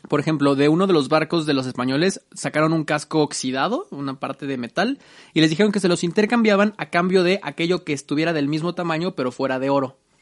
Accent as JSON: {"language": "Spanish", "country": "Mexico", "said": "los antepasados más importantes que hemos tenido como mexicanos"}